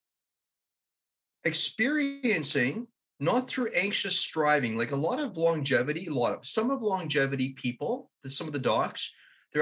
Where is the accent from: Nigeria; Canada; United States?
Canada; I'm a Canadian